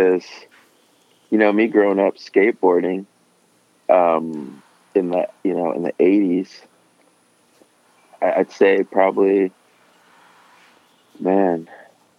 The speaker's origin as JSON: {"language": "English", "town": "San Jose", "region": "California", "country": "United States", "tie": "born or raised there", "said": "I grew up in San Jose, and then in 89, we moved to Southern California"}